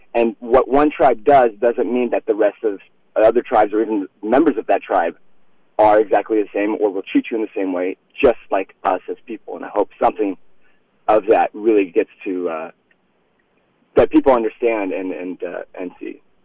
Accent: Iowa, United States; I grew up in Iowa, and I had uh, I grew up on an exotic farm.

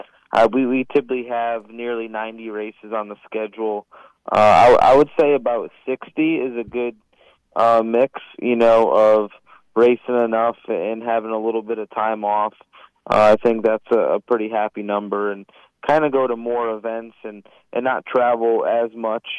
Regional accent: Connecticut, United States; I'm from Connecticut

